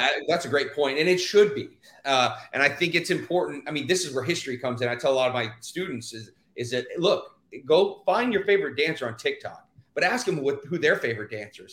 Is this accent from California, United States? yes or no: no; Houston, Texas, United States; moved away as an adult; I'm originally from Houston, Texas, and uh, I grew up there 18 years